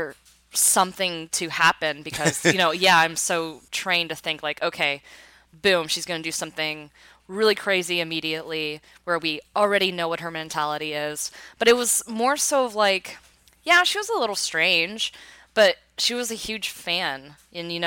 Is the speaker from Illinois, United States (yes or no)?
no; Texas, United States; I hail from Texas, where I was a rattler in high school